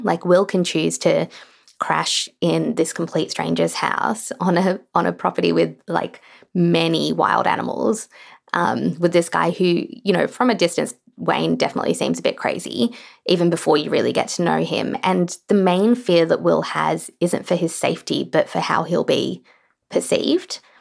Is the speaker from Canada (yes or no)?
no; Australia; I certainly feel this as a writer in Australia